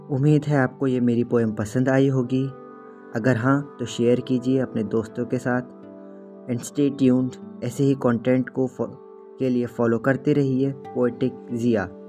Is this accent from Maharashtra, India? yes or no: yes; Nagpur, Maharashtra, India; मैं नागपुर शहर से हूँ